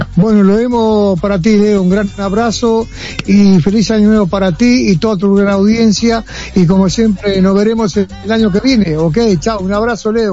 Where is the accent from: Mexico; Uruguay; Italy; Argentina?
Uruguay; somos todos uruguayos